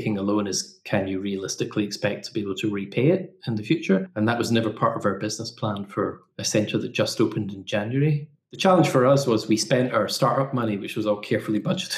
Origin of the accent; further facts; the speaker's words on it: Scotland, United Kingdom; now in Portsmouth, United Kingdom; I come from Scotland.